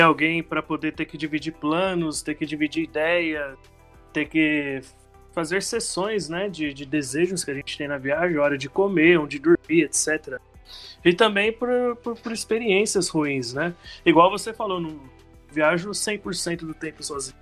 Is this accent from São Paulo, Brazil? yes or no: yes; Santo André, São Paulo, Brazil; sou de Santo André, São Paulo